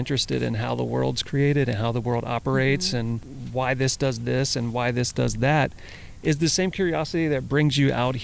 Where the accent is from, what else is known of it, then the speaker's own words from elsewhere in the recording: Louisiana, United States; now in California, United States; So I grew up in Louisiana, and I spent a lot of time in the woods and playing outside.